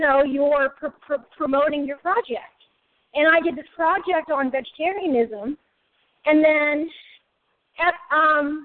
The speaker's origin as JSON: {"language": "English", "town": "Pittsburgh", "region": "Pennsylvania", "country": "United States", "also_born_or_lived": "Edinburgh", "said": "I'm originally from the South Hill of Pittsburgh"}